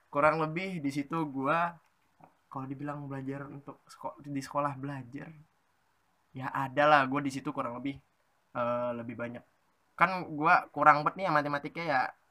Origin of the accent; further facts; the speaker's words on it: Pekanbaru, Riau, Indonesia; moved away; gua itu SMP-nya di Pekanbaru Riau bagi nggak tahu Pekanbaru Riau itu ada di Sumatera